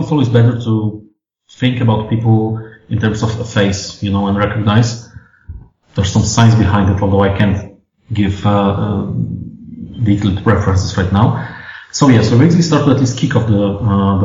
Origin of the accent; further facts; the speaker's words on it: Warsaw, Masovian Voivodeship, Poland; we're basically all from Warsaw or the areas around Warsaw